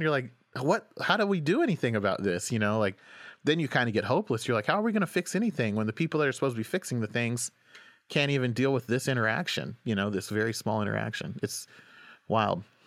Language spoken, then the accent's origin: English; Oklahoma, United States; moved away as an adult; also born or lived in Washington, D.C.; now in New York, United States; I grew up in Oklahoma